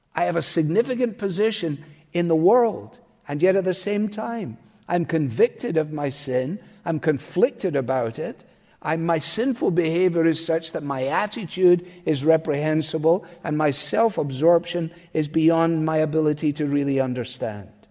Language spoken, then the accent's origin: English; Scot, Scotland, United Kingdom; as a Scot